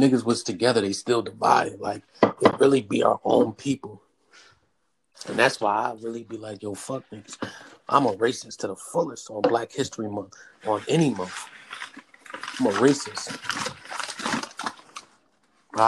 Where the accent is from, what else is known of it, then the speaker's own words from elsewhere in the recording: New Jersey, United States; now in Philadelphia, United States; I'm from Jersey.